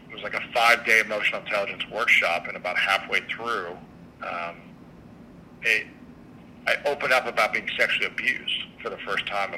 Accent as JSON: {"language": "English", "region": "Midwest", "country": "United States", "tie": "born or raised there", "said": "growing up in the Midwest and where I grew up, I wasn't allowed to express myself"}